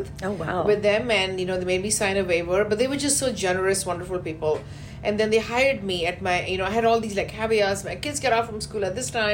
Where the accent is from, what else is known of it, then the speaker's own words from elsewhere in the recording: India; moved away as an adult; also born or lived in Canada; now in Houston, United States; from India, I first went to Canada.